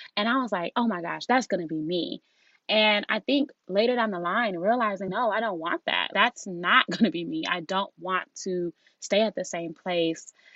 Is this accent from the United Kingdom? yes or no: no; Nigeria; being Nigerian